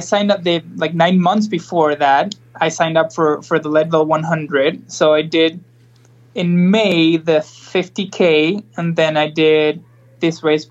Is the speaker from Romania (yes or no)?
no; Argentina; moved away as an adult; also born or lived in Boulder, Colorado; now in Denver, United States; I'm from Argentina originally, and I've been living here in the U.S. Since 2009.